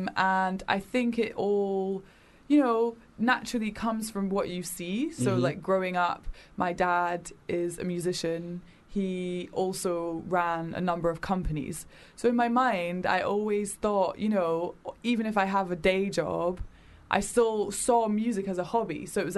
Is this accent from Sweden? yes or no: no; Edinburgh, Scotland, United Kingdom; now in London, United Kingdom; I'm not from London, so I grew up in Edinburgh. Well, I moved around a lot, but I went to high school in Edinburgh.